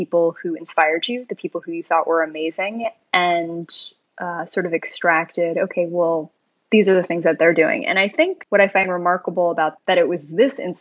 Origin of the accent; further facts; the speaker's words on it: South Korea; I'm Korean